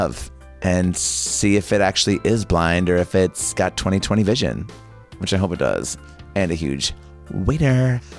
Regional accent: Bakersfield, California, United States; I am originally from Bakersfield, California. Can you edit this out? Bakersfield, California, which is, everyone's always like, ooh, Bakersfield, that's like the Vegas of California

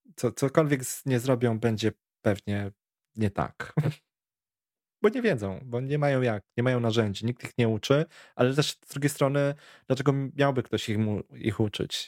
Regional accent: Warsaw, Masovian Voivodeship, Poland; u nas na Bielanach

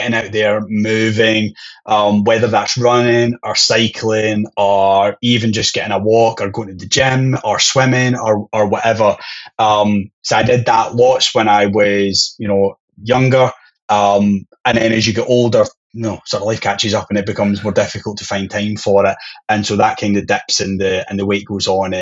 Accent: Scotland, United Kingdom; being Scottish

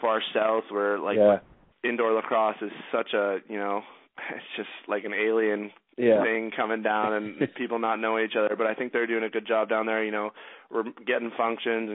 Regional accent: Canada; I'm Canadian

